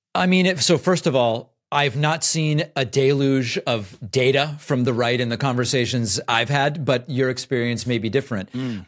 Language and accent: English; Argentina; also born or lived in Argentina (born); now in United States; I'm from Argentina